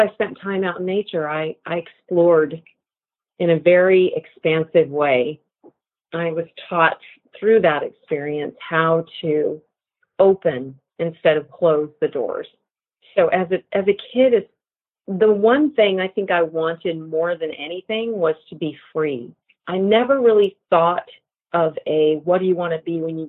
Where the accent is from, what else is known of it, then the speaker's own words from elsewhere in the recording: Santa Barbara, California, United States; I grew up in Santa Barbara, California for most of my young childhood